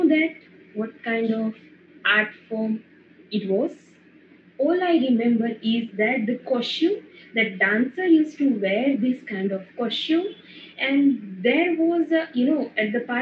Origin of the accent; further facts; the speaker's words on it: Morbi, Gujarat, India; I'm from Morbi in the Gujarat